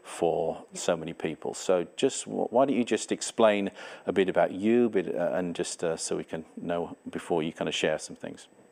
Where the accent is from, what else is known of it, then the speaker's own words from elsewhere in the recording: England, United Kingdom; now in Canada; I have a different accent. I'm not from Canada originally. I'm an English person.